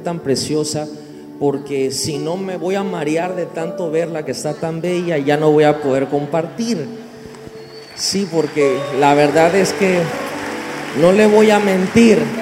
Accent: Mexico

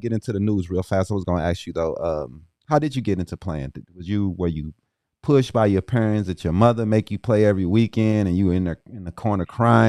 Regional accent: East St. Louis, Illinois, United States; because I'm from East St. Louis, so I had to check him out.

